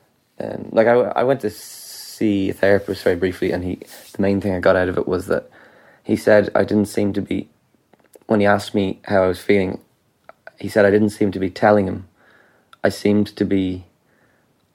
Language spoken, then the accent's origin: English; Ireland; as an Irish person